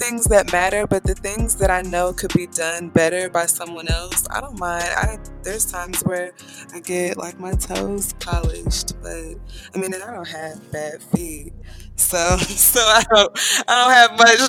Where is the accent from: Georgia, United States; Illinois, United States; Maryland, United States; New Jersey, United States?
Georgia, United States; Atlanta; now in Marietta, United States; And yes, I'm actually from Atlanta, Georgia, and I am in Marietta, so I've been living there at this point for about 5 years.